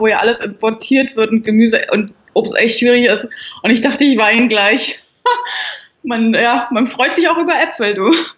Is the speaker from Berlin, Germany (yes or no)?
yes; Berlin, Germany; ich bin ein Großstadtkind, ich bin in Berlin groß geworden